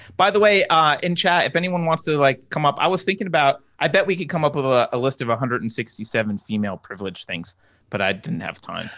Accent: East Coast, United States; now in California, United States; I grew up on the East Coast

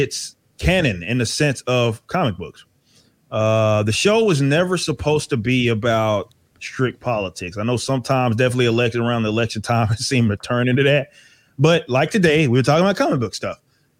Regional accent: Dallas, Texas, United States; Yeah. I'm from Dallas.

